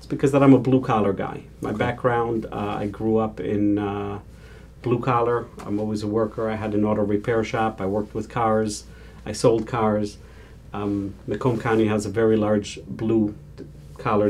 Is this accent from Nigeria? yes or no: no; Israel; now in United States; I was born and raised in Israel